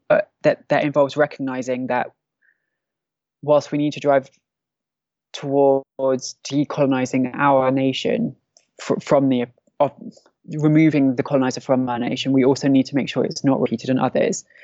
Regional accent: Derik, Al-Hasakah Governorate, Syria; there was a protest on the night um, in Derik, my hometown, that the attack started

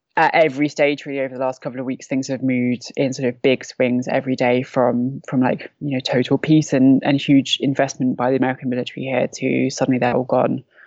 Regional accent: London, United Kingdom; moved away as an adult; now in Derik, Syria; I'm from London. I'm 32

